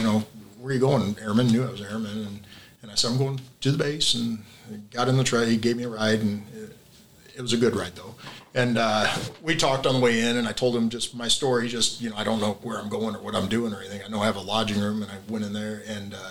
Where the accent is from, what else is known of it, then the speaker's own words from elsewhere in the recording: Iowa, United States; moved away as an adult; now in Missouri, United States; I'm from Iowa. So I went back home for my leave